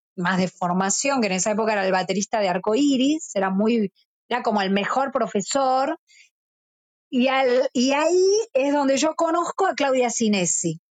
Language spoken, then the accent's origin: Spanish; Burzaco, Buenos Aires Province, Argentina; yo soy de Bursaco